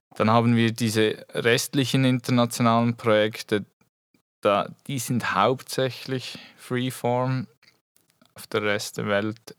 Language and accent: German; Switzerland; moved away as an adult; also born or lived in Biel; now in Eastern Switzerland, Switzerland; ich komme eigentlich aus der Region Basel